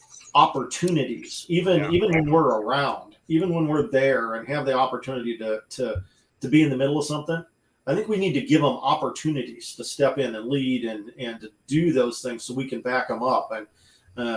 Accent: United States; I grew up in the Quad Cities

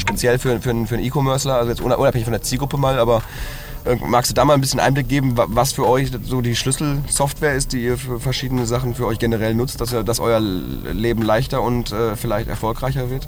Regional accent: Hagen, North Rhine-Westphalia, Germany; ich komme ursprünglich aus Hagen

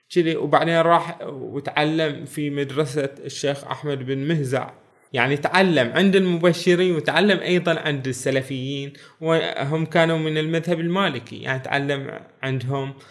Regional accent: Bahrain; بلادنا البحرين

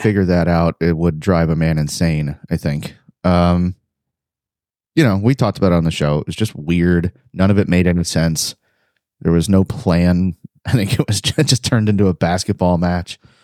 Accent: Cleveland, Ohio, United States; now in Texas, United States; I live in Texas doesn't mean I'm not from Cleveland, Ohio

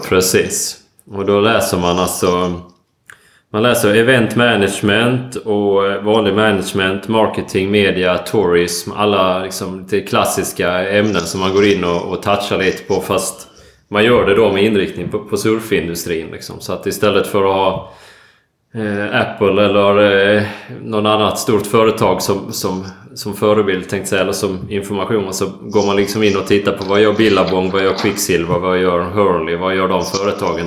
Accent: Ängelholm, Skåne, Sweden; also born or lived in Stavanger; now in Gothenburg, Sweden; Jag är, eh, född och uppväxt i Ängelholm och, eh, bor nu i Göteborg.

